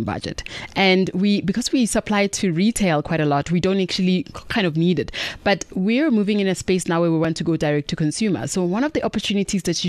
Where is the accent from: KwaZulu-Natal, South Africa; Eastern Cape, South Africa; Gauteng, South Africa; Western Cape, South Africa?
Gauteng, South Africa; Mabopane; We're from Pretoria, born and bred from Mapopani, ladies from Mapopani